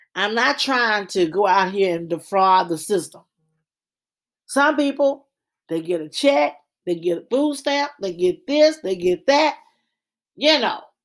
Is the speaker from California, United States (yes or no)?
no; Louisiana, United States; I'm from Louisiana projects.